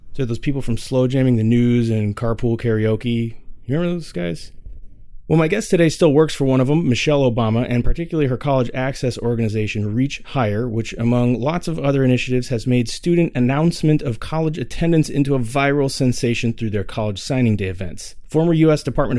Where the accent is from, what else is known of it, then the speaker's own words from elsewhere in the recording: Portland, Oregon, United States; I'm from Portland, Oregon.